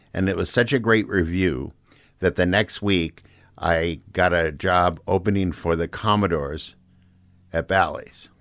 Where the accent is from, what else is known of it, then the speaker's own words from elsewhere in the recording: Saint Paul, Minnesota, United States; moved away as an adult; I grew up in Saint Paul